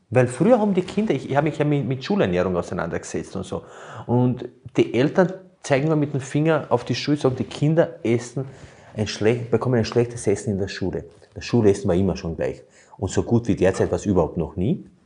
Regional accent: Burgenland, Austria; Bei uns im Burgenland heißt es

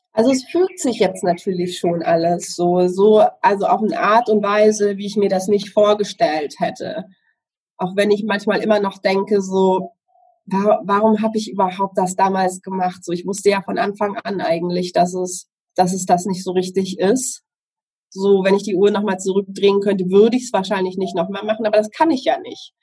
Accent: Southern Germany, Germany; Ich komme aus Süddeutschland.

